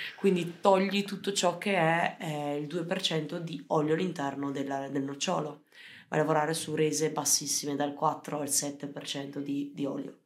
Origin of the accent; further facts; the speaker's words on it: Valpolicella, Verona, Veneto, Italy; noi in Valpolicella, vabbè, sarà che siamo, eh, siamo veronesi, siamo veneti